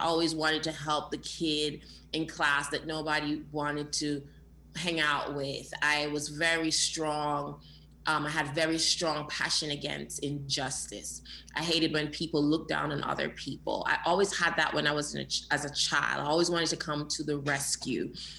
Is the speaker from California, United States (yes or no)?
no; New York, United States; also born or lived in Jamaica; I was born in Jamaica and I came here when I was 10 years old. I was raised in the Bronx, the Boogie Down Bronx in New York.